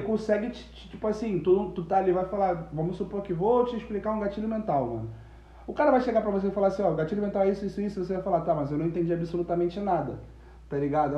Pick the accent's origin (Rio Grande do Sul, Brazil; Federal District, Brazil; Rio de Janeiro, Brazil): Rio de Janeiro, Brazil; Nilópolis; also born or lived in Nova Friburgo; nascido em Friburgo, criado em Nilópolis